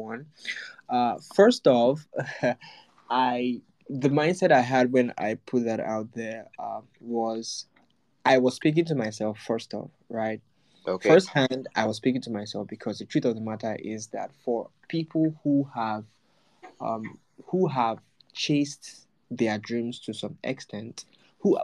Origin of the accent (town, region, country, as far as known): Nigeria